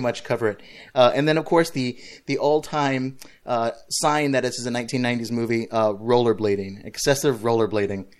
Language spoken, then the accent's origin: English; California, United States; moved away; I'm back home, uh, where I grew up in California on vacation with my family